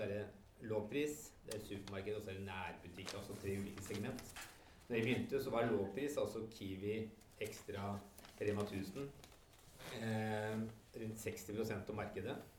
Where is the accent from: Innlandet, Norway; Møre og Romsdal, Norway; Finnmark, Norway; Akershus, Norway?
Innlandet, Norway; Innlandet, der jeg kommer fra